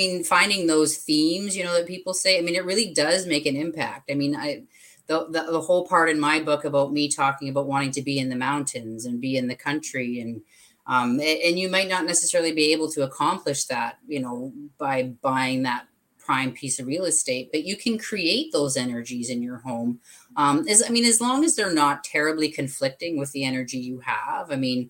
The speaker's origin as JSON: {"language": "English", "region": "Alberta", "country": "Canada", "lives_now": "Vancouver Island, Canada", "said": "I came from Alberta to Vancouver Island about 10 years ago. So from the mountains to the water."}